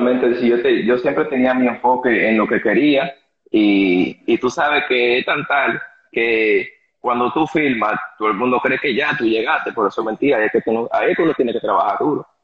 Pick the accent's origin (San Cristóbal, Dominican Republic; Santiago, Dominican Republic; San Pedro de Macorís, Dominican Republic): San Cristóbal, Dominican Republic; yo nací en San Cristóbal, criado en San Cristóbal, yo soy de San Cristóbal